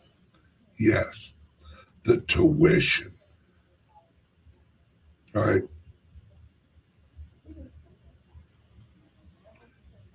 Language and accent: English; St. Louis, Missouri, United States; St. Louis, Missouri, my hometown.